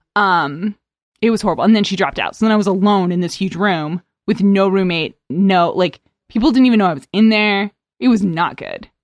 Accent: East Coast, United States; also born or lived in Arizona; I'm from the East Coast

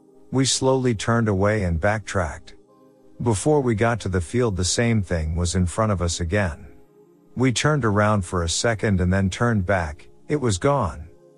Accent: Vandercook Lake, Michigan, United States; So, I grew up in Vandercook Lake, Michigan, and I lived in a small trailer park about 2 miles from 127 Highway.

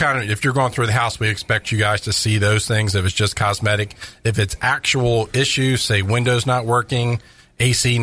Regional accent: Maryland, United States; now in Florida, United States; I'm originally from Maryland

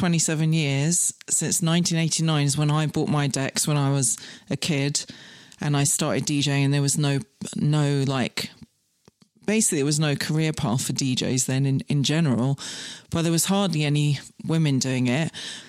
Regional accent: Scotland, United Kingdom; And when I was seven, I got scouted because I grew up in the Highlands of Scotland where there was literally 10 people in my whole school from age 4 to 13.

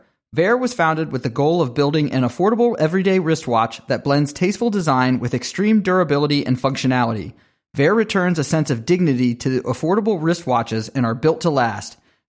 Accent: Pittsburgh, Pennsylvania, United States; I've kind of moved from place to place. I grew up in Pittsburgh and have really not lived there in my adult life for more than a 6-month period.

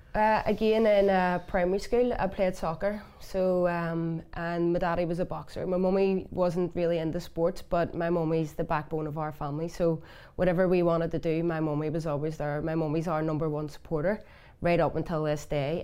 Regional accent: Belfast, Northern Ireland, United Kingdom; I'm from West Belfast

